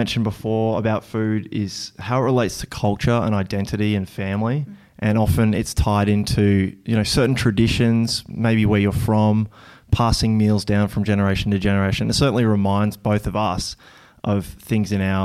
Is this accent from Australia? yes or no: yes; Queensland, Australia; Growing up in Queensland, sitting out the back, having a big, you know, steak, sausages, delicious salads